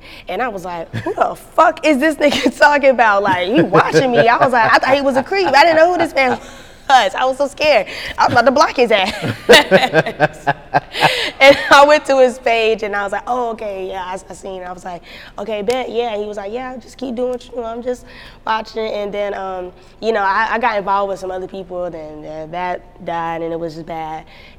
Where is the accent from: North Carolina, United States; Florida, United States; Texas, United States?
North Carolina, United States; Like, you gotta come to LA, like, where are you from? And I was like, North Carolina, but it just so happened that I was going out there in a couple of weeks.